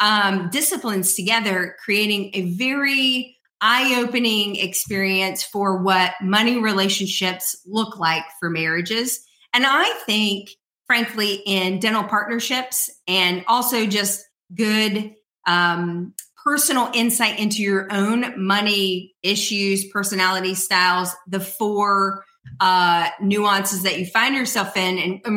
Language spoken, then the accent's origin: English; North Carolina, United States; they live in my home state of North Carolina.